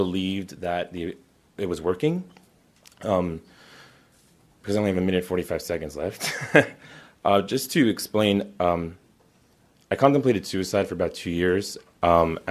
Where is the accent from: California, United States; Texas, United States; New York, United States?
New York, United States; North Shore of Long Island; Born and raised in New York